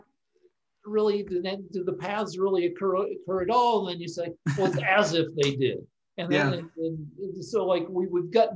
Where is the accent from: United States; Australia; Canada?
United States; Boulder, Colorado; moved away as an adult; now in Los Angeles, United States; Went to the University of Colorado, my hometown school, for 6 years